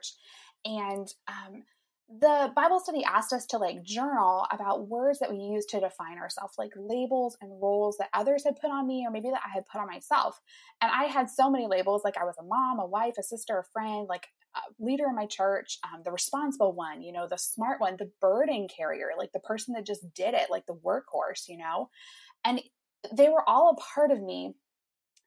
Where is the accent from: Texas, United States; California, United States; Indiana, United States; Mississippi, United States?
Indiana, United States; I'm from Indiana. I live there with my husband, Nate